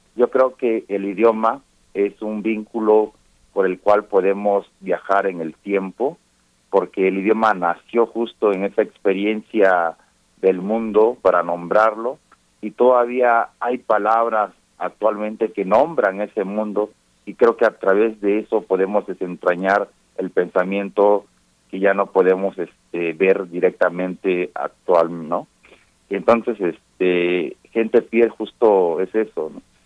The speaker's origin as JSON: {"language": "Spanish", "region": "La Montaña region of Guerrero", "country": "Mexico", "tie": "born or raised there", "said": "la región de donde yo soy, que es eh, la región de la montaña de Guerrero"}